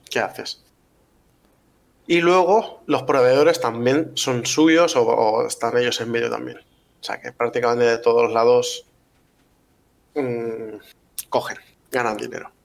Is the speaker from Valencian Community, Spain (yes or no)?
yes; Valencia, Valencian Community, Spain; nosotros somos de Valencia